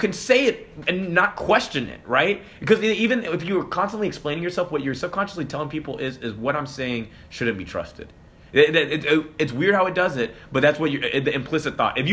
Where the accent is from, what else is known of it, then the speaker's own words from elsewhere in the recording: Hong Kong; moved away; also born or lived in London; I was born in London, raised in Hong Kong